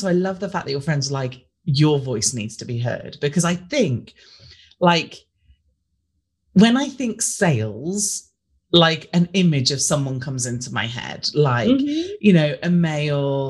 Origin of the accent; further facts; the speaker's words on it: United Kingdom; we're British, we're obsessed